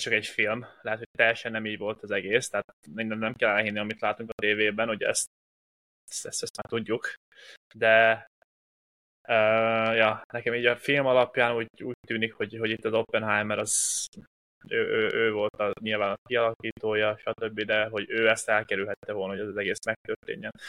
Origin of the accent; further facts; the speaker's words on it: Hungary; egy magyarként